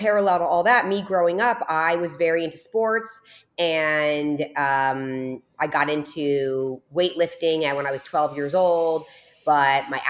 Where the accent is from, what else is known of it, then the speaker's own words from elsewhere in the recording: New Jersey, United States; now in South Florida, United States; I'm born and raised in New Jersey. I'm down here in South Florida right now, but I'm from New Jersey